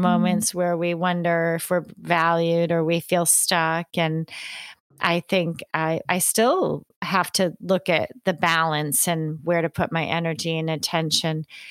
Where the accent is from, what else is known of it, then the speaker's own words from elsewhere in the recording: New York, United States; I grew up in the country in New York State